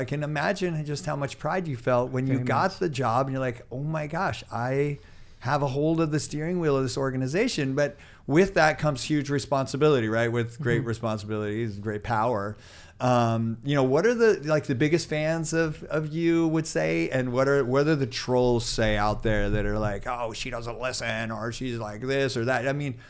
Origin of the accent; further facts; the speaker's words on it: Chico, California, United States; I'll say I'm from Chico